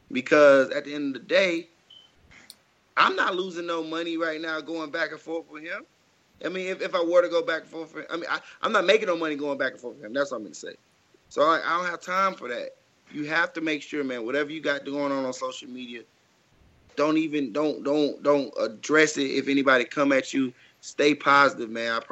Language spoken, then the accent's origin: English; Jackson, Mississippi, United States; I grew up in Jackson, Mississippi. So like, unfortunately, y'all know like don't nobody really make it out of Mississippi anyway.